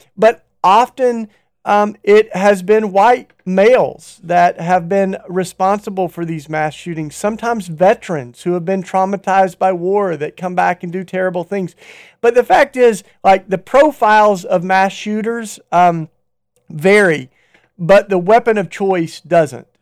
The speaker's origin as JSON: {"language": "English", "region": "Tennessee", "country": "United States", "tie": "born or raised there", "said": "where I grew up in Tennessee"}